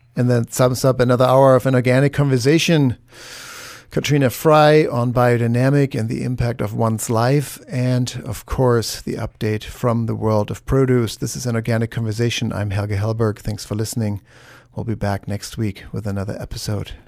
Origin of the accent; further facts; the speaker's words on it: Germany; moved away; the foods that I'm used to from Germany